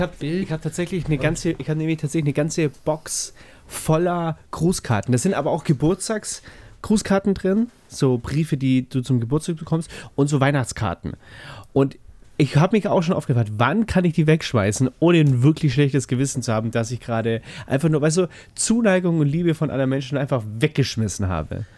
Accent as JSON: {"language": "German", "region": "Bavaria", "country": "Germany", "said": "Als Bayer"}